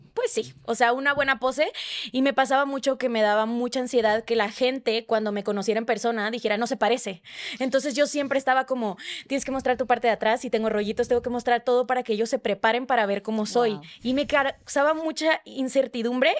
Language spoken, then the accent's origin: Spanish; Sonora, Mexico; moved away as an adult; now in Mexico City, Mexico; soy una sonorense que tiene como tres meses viviendo en Ciudad de México